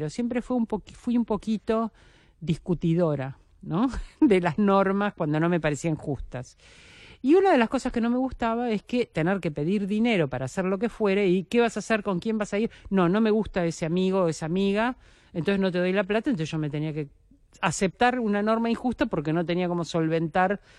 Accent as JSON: {"language": "Spanish", "region": "Buenos Aires", "country": "Argentina", "also_born_or_lived": "General Rodríguez", "said": "pues yo puedo decir, soy porteña, pero mi raíz está en ese"}